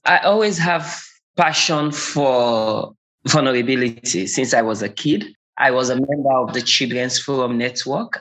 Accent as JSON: {"language": "English", "country": "Sierra Leone", "tie": "born or raised there", "said": "born and raised in Sierra Leone, West Africa."}